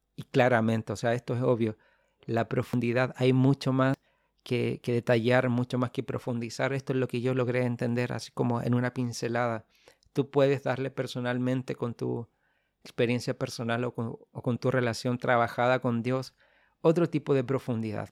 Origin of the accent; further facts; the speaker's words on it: Chile; soy de Chile, del hermoso país de Chile.